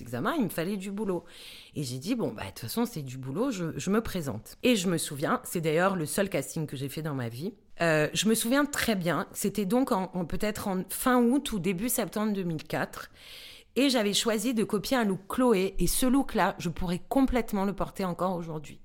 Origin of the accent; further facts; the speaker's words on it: Bastia, Corsica, France; moved away as an adult; also born or lived in Paris; j'ai passé le bac euh, à Bastia, puisque je, je suis corse. Je suis arrivée effectivement comme tu l'as dit dans l'intro, à Paris pour faire des études